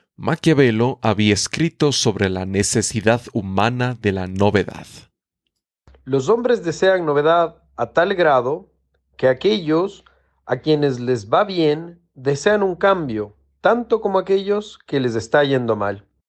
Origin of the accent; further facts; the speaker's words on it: Ecuador; first language Spanish; Yo nací en Ecuador, un país ubicado en América del Sur. Mi idioma natal es castellano o español.